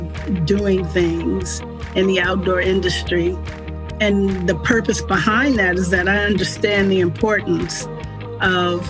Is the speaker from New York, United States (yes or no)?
no; Richmond, California, United States; growing up in Richmond, California